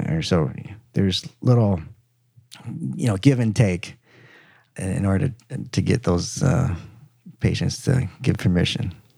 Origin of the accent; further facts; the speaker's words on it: Minnesota, United States; moved away as an adult; also born or lived in Michigan; now in Dallas, United States; I grew up in Minnesota, and did my, uh, undergrad